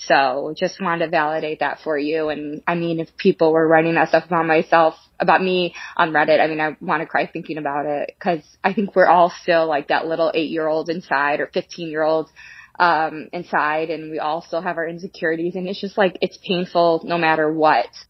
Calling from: Chicago, Illinois, United States; I'm calling from Chicago

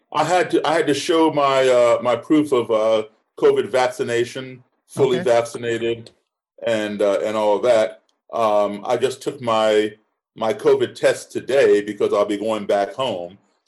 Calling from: Bratislava, Bratislava Region, Slovakia; I'm tuning in from Bratislava, Slovakia.

